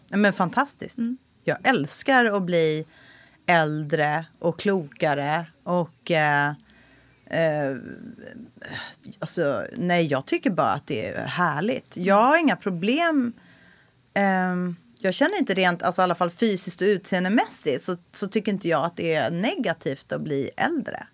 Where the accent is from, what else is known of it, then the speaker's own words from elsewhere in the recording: Stockholm County, Sweden; also born or lived in Los Angeles, United States; jag är uppvuxen i Solsidan